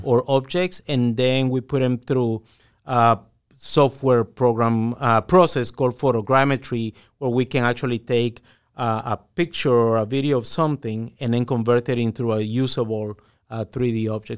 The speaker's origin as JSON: {"language": "English", "country": "Guatemala", "said": "I'm originally from Guatemala"}